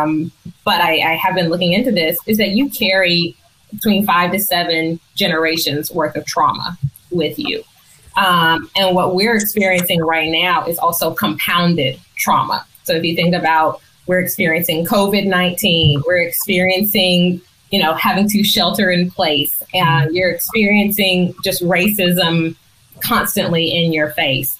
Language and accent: English; Nashville, Tennessee, United States; I'm from Nashville